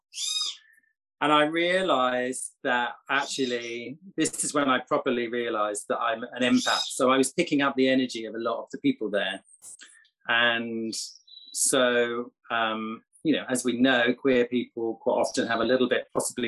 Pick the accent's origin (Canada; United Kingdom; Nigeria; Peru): United Kingdom; England; now in Costa Rica